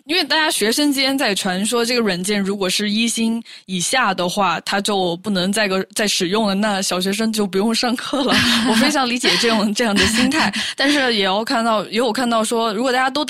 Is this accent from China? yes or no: yes; Sichuan, China; 因为我是来自小的地方，我们那个地。地方，我我高中其实有一个，好像说是有一个远程班，这个班级的授课是远程授课，来自比如成都市最好的中学